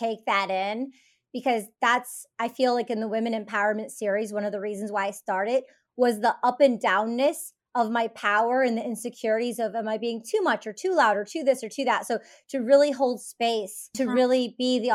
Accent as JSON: {"language": "English", "town": "Detroit", "region": "Michigan", "country": "United States", "tie": "born or raised there", "said": "I'm from Detroit. I grew up in the suburbs"}